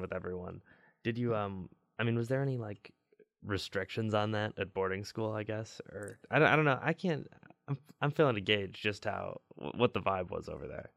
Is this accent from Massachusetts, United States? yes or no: no; Chicago, Illinois, United States; I'm from Chicago